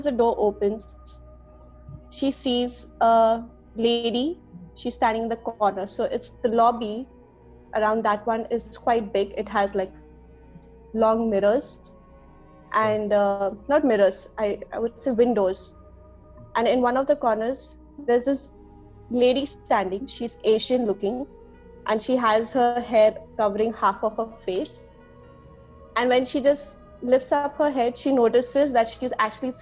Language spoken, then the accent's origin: English; Pune, Maharashtra, India; I'm from Pune.